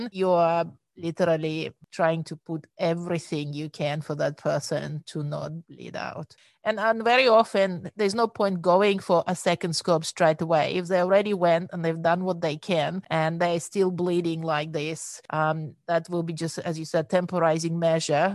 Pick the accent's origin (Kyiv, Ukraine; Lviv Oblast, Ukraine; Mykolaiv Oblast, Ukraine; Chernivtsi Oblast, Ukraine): Chernivtsi Oblast, Ukraine; Chernivtsi; moved away as an adult; now in Sydney, Australia; I was born and raised in Ukraine